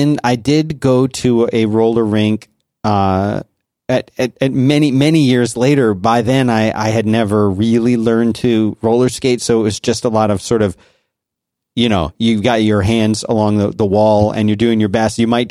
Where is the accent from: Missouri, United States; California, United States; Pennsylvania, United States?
Pennsylvania, United States; Abington; Right by Germantown, Abington.